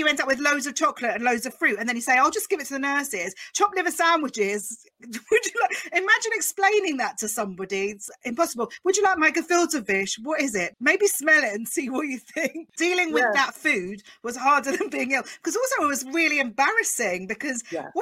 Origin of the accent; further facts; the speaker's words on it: Essex, East of England, United Kingdom; two Essex Jews